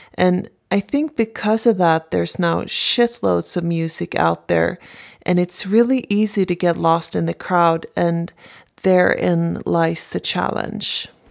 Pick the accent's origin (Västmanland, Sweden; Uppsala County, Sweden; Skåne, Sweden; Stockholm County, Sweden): Stockholm County, Sweden; Stockholm; I'm from Stockholm, Sweden.